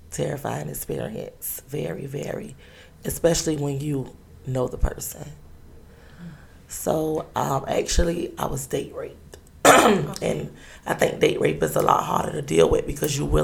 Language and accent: English; Savannah, Georgia, United States; Um, I'm 32 years old. I'm from Savannah, Georgia. I have three sons